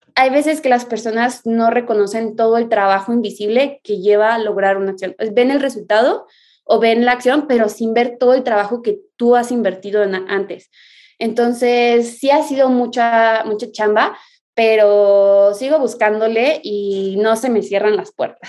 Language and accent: Spanish; Mexico; Soy surfista mexicana